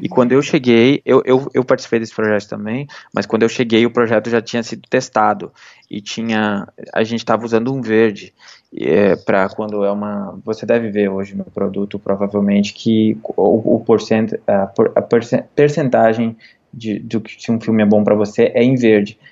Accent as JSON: {"language": "Portuguese", "town": "Igrejinha", "region": "Rio Grande do Sul", "country": "Brazil", "also_born_or_lived": "Porto Alegre / Los Angeles / New York", "moved": "as an adult", "lives_now": "South of San Francisco, United States", "said": "de onde eu sou de igrejinha"}